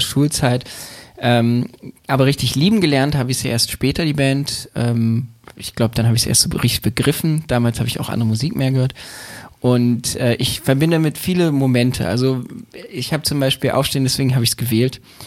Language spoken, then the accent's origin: German; Berlin, Germany; Ich bin in Berlin groß geworden, ich bin dort geboren.